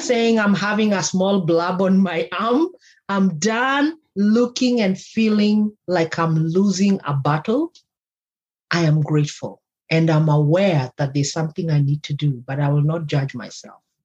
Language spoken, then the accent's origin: English; Kenya; If you don't know where I come from, I come from Kenya.